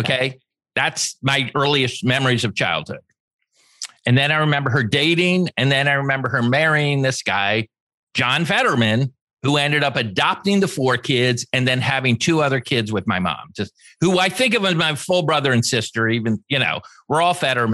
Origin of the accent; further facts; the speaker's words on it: Los Angeles, California, United States; I was born in Los Angeles at the same hospital that Robert Kennedy died